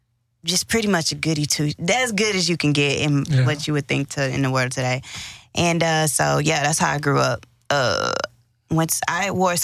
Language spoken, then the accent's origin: English; Houston, Texas, United States; Yeah, I'm from Houston.